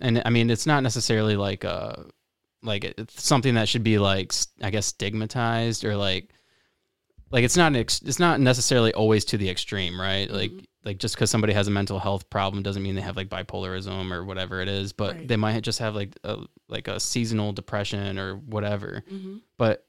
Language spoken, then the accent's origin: English; Lake Worth, Florida, United States; Oh, okay. I'm from Lake Worth.